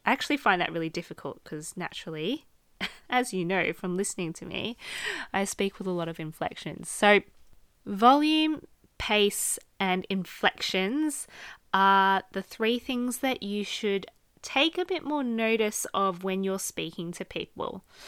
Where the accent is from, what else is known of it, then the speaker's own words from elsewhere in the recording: Australia; accent: Australian; I am Australian, so my natural inflections, just based on my accent